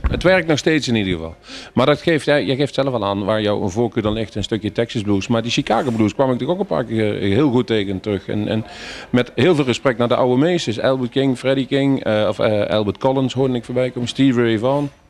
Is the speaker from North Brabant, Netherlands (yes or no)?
no; Nijmegen, Gelderland, Netherlands; Geboren en getogen in Nijmegen zelfs.